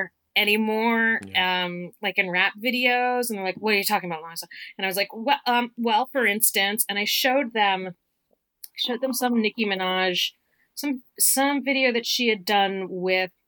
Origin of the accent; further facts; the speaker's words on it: Richmond, Virginia, United States; moved away; King's Dominion at very close to where I grew up in Richmond.